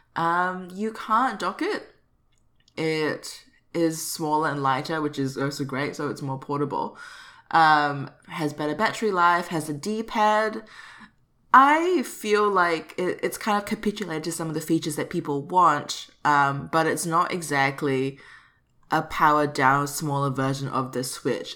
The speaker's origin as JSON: {"language": "English", "country": "Singapore", "said": "repping um, my home country"}